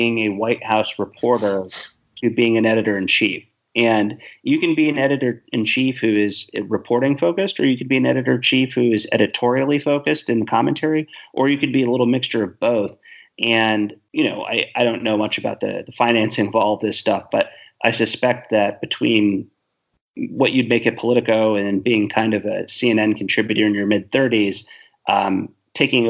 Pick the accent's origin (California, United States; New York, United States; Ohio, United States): Ohio, United States; I'm from Ohio